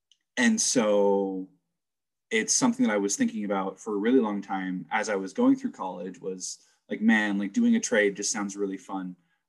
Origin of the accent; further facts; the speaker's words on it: New Jersey, United States; also born or lived in California; I grew up in New Jersey. Kind of hopped around all over the place. I started out in California, moved to New Jersey when I was about 12.